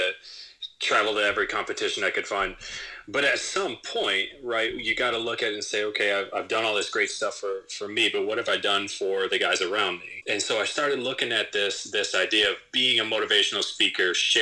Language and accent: English; Southwest Michigan, United States; I grew up in Southwest Michigan. I grew up in a pretty rural area.